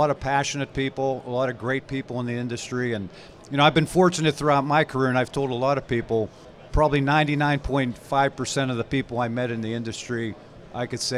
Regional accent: Cleveland, Ohio, United States; I'm a Pittsburgh-based person. I grew up in Pittsburgh. I'm from Cleveland.

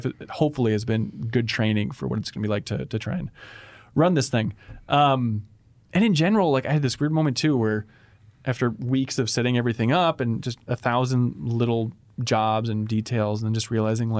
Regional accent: Wilmer, Minnesota, United States; I grew up in Minnesota, like 100 miles west of here near the town of Wilmer. By here, I mean Minneapolis is where we're streaming from.

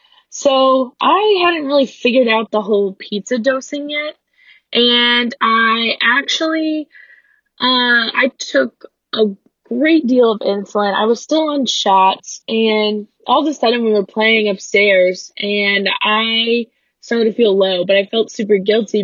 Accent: Louisville, Kentucky, United States; I'm from Louisville, Kentucky

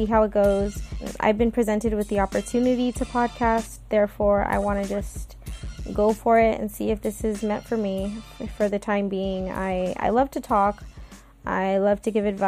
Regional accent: California, United States; born and raised in California

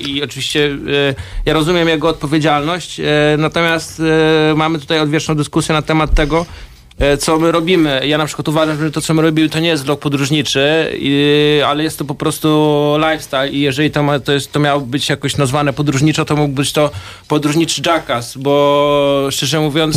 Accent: Poland; now in Warsaw, Poland; Ja sam pochodzę z prowincji

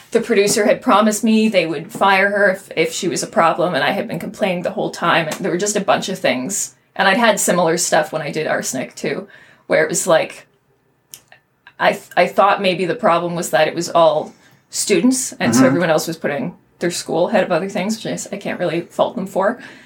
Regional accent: Kitchener, Ontario, Canada; also born or lived in Waterloo, Ontario; growing up in Kitchener and then mm-hmm. Waterloo

